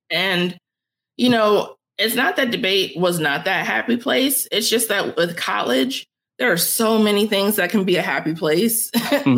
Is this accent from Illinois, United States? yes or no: yes; Chicago, Illinois, United States; I grew up on the south side of Chicago